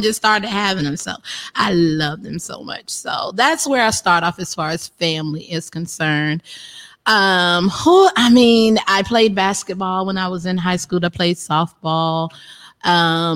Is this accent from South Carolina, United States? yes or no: yes; Effingham, South Carolina, United States; also born or lived in Florence, South Carolina / Miami; in Effingham, South Carolina